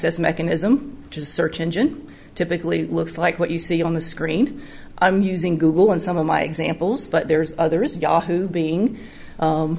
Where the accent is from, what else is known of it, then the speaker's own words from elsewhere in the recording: North Alabama, United States; moved away as an adult; now in Tennessee, United States; I grew up in North Alabama, just over the border